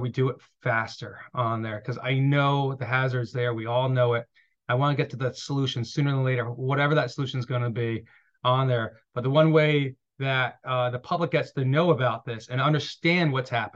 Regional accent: East Hampton, New York, United States; when I grew up in the East

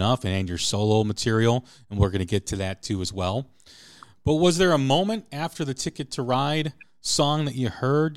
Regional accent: outside Chicago, Illinois, United States; growing up, like I said, outside Chicago

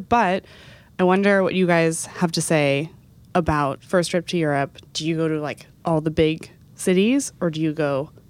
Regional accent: Texas, United States; I grew up in Texas. So for me, going to any other major city, it was an endeavor.

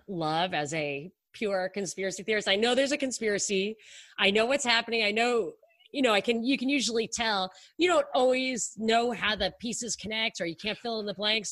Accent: New York, United States; I grew up in New York.

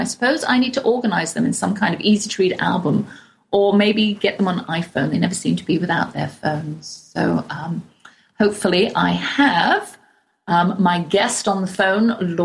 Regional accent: England, United Kingdom; accent: English; moved away as an adult; now in United States; I've got my English accent

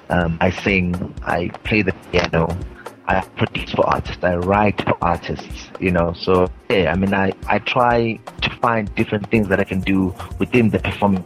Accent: Mpumalanga, South Africa; I'm from South Africa, from a province. called the Mpumalanga province, very close to Johannesburg, 29 years old

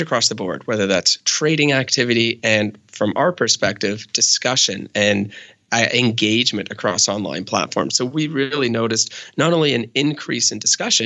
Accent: Canada; I'm Canadian

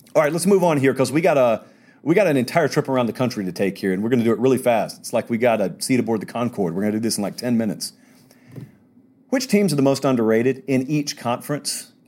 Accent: Georgia, United States; I'm from Georgia.

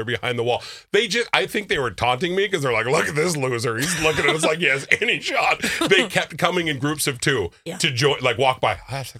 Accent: Minnesota, United States; first off, I am so Minnesotan.

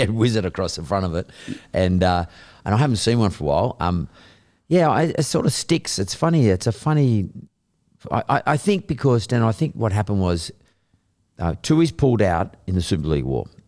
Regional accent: Sydney, New South Wales, Australia; also born or lived in Bondi, Sydney; I grew up in Punch Bowl. We went to school in Lakemba

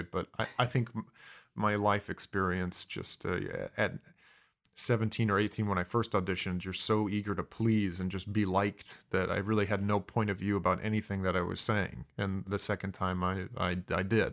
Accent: Mishawaka, Indiana, United States; also born or lived in Fontana, California / San Diego, California; was raised in a small town in Indiana called Mishawaka

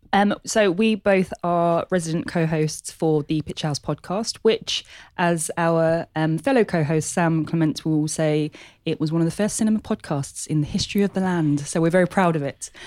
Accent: London, United Kingdom; born and bred in Hackney.

